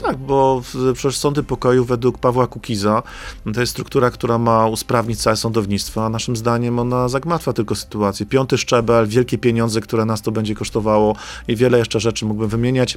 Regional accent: Silesian Voivodeship, Poland; Ze Śląska jesteśmy, chyba z Tychów nawet

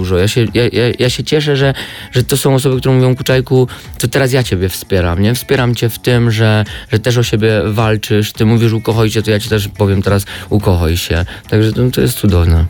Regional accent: Podhale, Lesser Poland, Poland; accent: góralski (Highlander), Podhale dialect; moved away; też nie wyzbędę całkowicie tego mojego góralskiego akcentu i nie chcę się go wyzbywać

